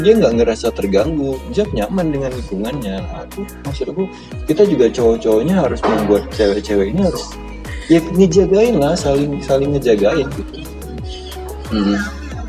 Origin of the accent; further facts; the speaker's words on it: Banda Aceh, Aceh, Indonesia; sebagai warga Banda Aceh